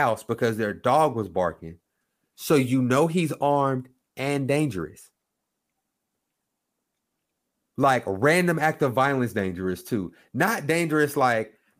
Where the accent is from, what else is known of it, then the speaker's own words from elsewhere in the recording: Oklahoma, United States; moved away; I'm from Oklahoma